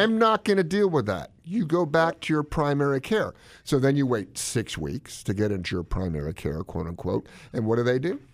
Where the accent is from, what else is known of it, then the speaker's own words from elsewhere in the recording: Yankeeville, the North, United States; moved away; Dinner in where I grew up in Yankeeville was at seven, six P M